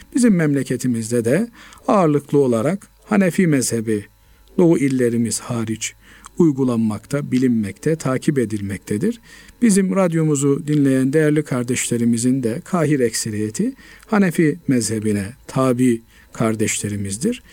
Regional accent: Black Sea Region, Turkey; bizim Karadeniz bölgesinde

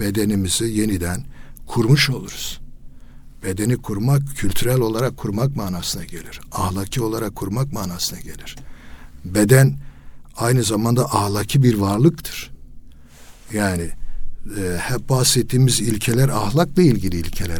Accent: Elazığ Province, Turkey; Mesela Elazığ'da ç-, çocukluğum geçti

